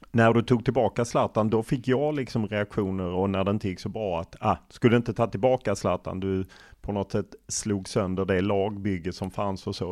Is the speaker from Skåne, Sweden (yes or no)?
yes; Skåne, Sweden; som skåning